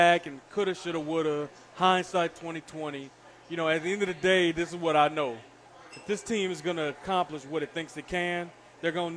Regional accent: Detroit, Michigan, United States; moved away; growing up in Detroit

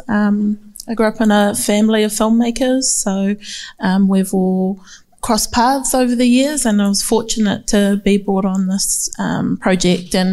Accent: New Zealand; Whangaroa, Te Rarawa, Ngāti Kuri, uh … I am from New Zealand obviously, my family are from the northern tribes, right in the far north of Aotearoa

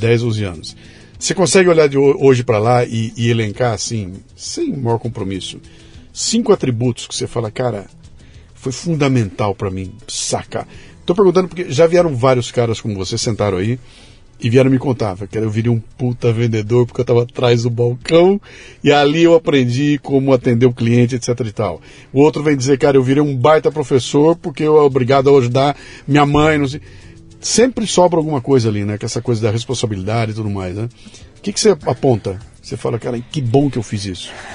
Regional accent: Bauru, São Paulo, Brazil; eu sou de Bauru

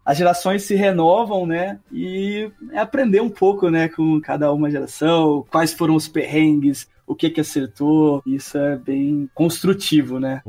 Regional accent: Ribeirão Preto, São Paulo, Brazil; also born or lived in Minas Gerais / Piracicaba; eu nasci em Minas Gerais, sou, apesar do sotaque, que não, não ser tanto assim, cresci em Ribeirão Preto também

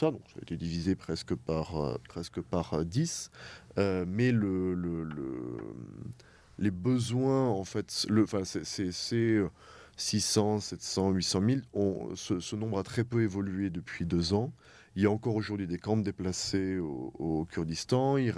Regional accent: France; moved away as an adult; now in Erbil, Iraq; en tant que Français

